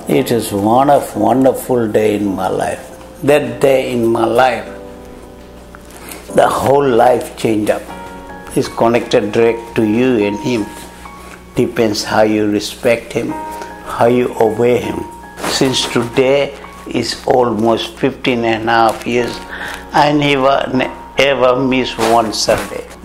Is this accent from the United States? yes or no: no; Fiji